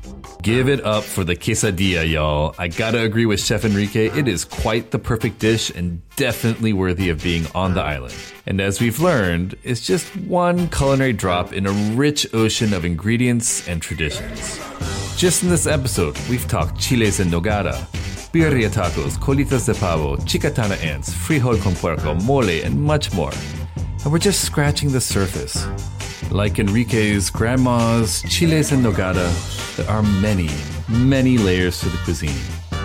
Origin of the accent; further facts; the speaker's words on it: Midwest, United States; I was born and raised in the Midwest